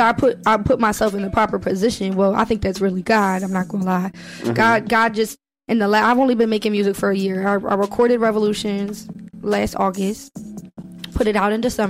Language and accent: English; North Carolina, United States; also born or lived in New Orleans, Louisiana / Radnor, Pennsylvania; now in Philadelphia, United States; I'm from North Carolina, but I live in North Philly and Juniata in the Badlands.